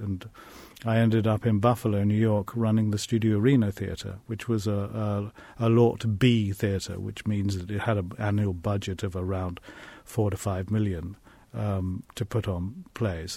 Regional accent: England, United Kingdom; growing up in England in the 1950s

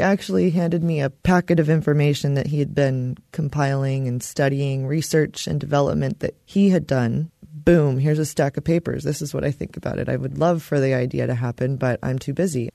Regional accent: Austin, Texas, United States; now in Bloomington, United States; I'm from Austin

